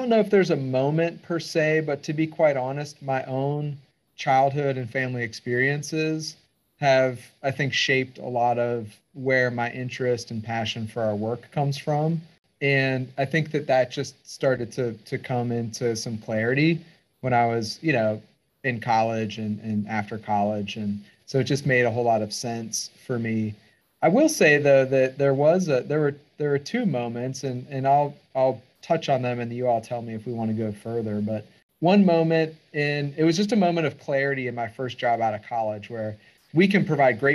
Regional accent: Pittsburgh, Pennsylvania, United States; moved away as an adult; also born or lived in Missoula, Montana; I grew up in Pittsburgh, Pennsylvania

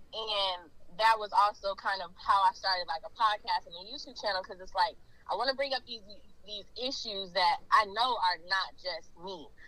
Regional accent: Portland, Oregon, United States; I'm originally from Portland, Oregon. I have moved around because I just can't stay in one place

